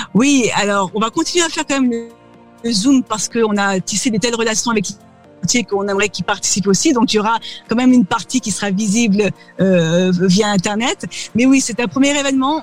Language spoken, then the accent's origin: French; France; accent: French; moved away as an adult; now in United States; me voici ici euh, depuis 15 ans, euh, toujours avec mon accent Frenchie et mon âme de, française